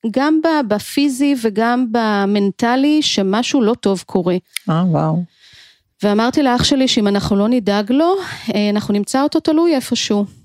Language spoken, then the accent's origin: Hebrew; Givatayim, Tel Aviv District, Israel; חייתי בגבעתיים